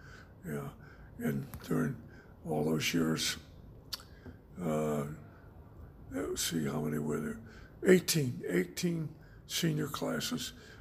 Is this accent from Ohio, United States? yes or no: yes; Dayton, Ohio, United States; moved away; Well, I'm from Dayton, Ohio.